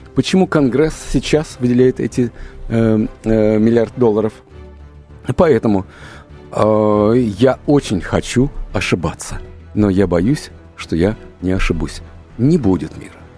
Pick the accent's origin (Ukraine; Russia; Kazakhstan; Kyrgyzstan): Russia; у нас русских